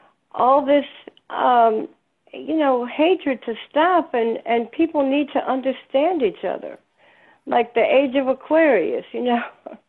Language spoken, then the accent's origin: English; New York, United States; now in Maryland, United States; when I was growing up in New York